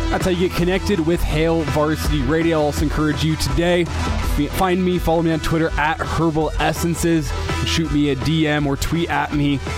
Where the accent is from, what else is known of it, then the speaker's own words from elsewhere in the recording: United States; I'm an American.